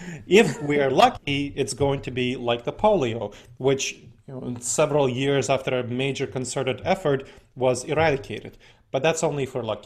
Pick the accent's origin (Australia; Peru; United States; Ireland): United States; Columbus, Ohio; my hometown of Columbus, Ohio.